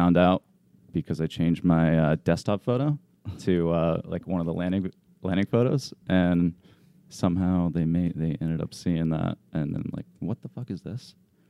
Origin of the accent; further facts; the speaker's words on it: Southern Vermont, United States; So I'm from Vermont, Southern Vermont.